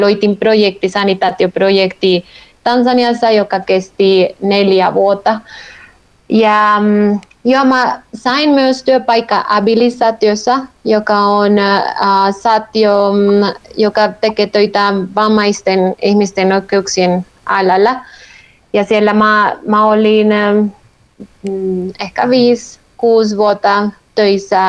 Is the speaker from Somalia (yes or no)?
no; Colombia; Finnish is a second language; moved away as an adult; also born or lived in Helsinki, Finland; now in Finland; mä olen kotoisin Kolumbiasta